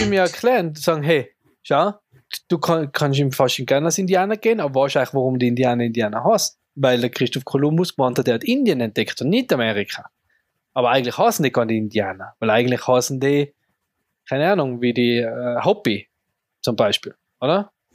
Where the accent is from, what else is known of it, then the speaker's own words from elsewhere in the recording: Tyrol, Austria; als Tiroler